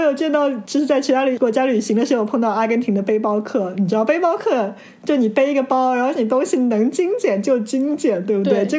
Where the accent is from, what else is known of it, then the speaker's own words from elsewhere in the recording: China; 我们中国人